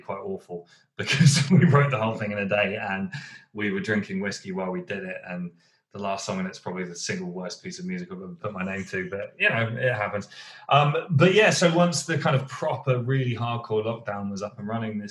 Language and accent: English; United Kingdom; I'm a Southerner.